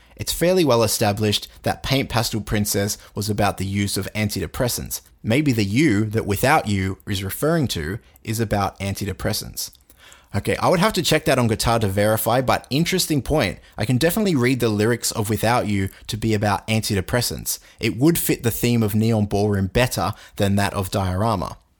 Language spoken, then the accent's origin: English; Australia; I'm Australian